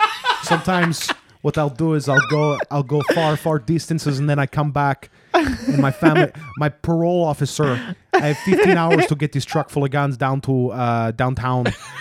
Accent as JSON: {"language": "English", "town": "Sioux City", "region": "Iowa", "country": "United States", "tie": "born there", "said": "I was born in Sioux City, Iowa. My father owned a hardware store, my mother was a teacher."}